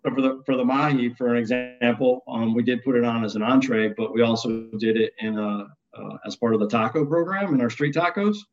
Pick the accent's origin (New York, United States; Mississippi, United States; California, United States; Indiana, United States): New York, United States; upstate; I grew up in the Northeast um, and kind of upstate New York.